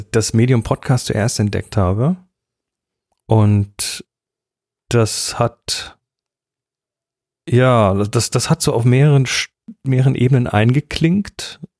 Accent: Horb am Neckar, Baden-Württemberg, Germany; wurde geboren in Horb am Neckar. In Horb am Neckar. 1969.

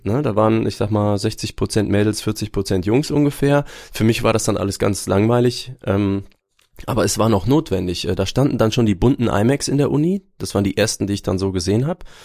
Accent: Aachen, North Rhine-Westphalia, Germany; also born or lived in Würzburg; Würzburg, tatsächlich. Ich bin Franke, aber weiß davon nichts, denn ich bin schon mit, ich glaube, unter zwei Jahren nach Aachen gezogen

